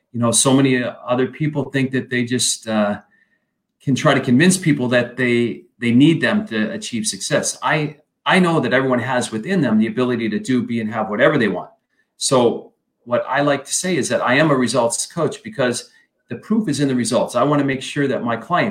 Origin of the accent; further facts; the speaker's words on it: Flint, Michigan, United States; I grew up in Michigan, Flint, Michigan.